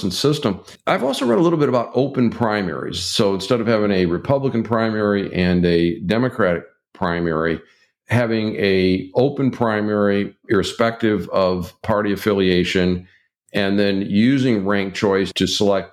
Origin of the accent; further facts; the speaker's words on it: Michigan, United States; my home state of Michigan